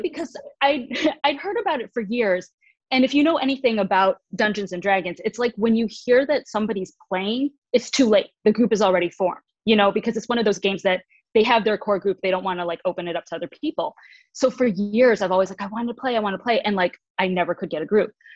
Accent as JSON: {"language": "English", "region": "Michigan", "country": "United States", "moved": "yes", "lives_now": "Los Angeles, United States", "said": "originally from Michigan, I now live in Los Angeles."}